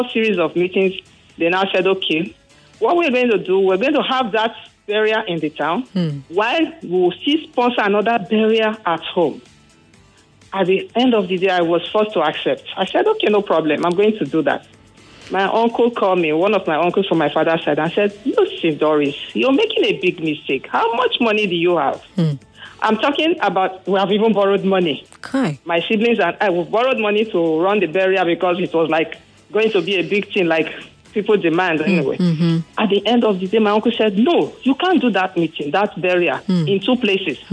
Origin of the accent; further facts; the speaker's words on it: Kwale, Delta, Nigeria; now in Lagos, Nigeria; I am from Delta State, from Kwale precisely.